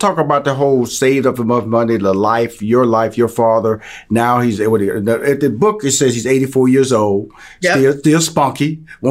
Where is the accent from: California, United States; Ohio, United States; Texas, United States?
Texas, United States; Houston; I'm from Houston, Texas. So I have no humble beginnings, drive through Louisiana all the time to get to Atlanta